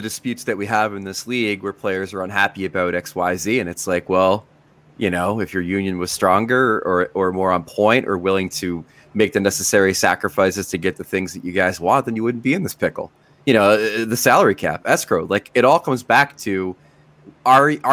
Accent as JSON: {"language": "English", "country": "United States", "said": "as an American"}